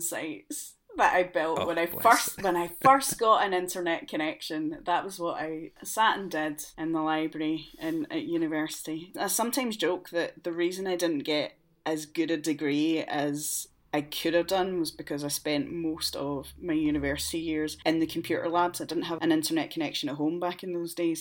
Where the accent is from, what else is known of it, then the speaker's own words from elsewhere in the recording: Johnstone, Scotland, United Kingdom; also born or lived in Paisley / Glasgow; I grew up in a town called Johnson, just outside of Glasgow. I was born in Paisley